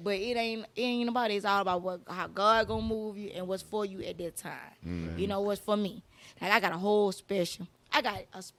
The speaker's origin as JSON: {"language": "English", "town": "Atlanta", "region": "Georgia", "country": "United States", "tie": "born or raised there", "said": "I'm from both sides. I'm from both sides. I'm born and raised in Atlanta."}